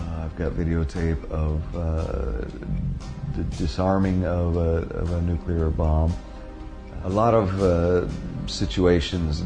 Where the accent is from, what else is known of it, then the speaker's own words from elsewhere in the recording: Denver, Colorado, United States; moved away as an adult; also born or lived in Boulder, Colorado; now in Argentina; I was born in 1962 in Denver, Colorado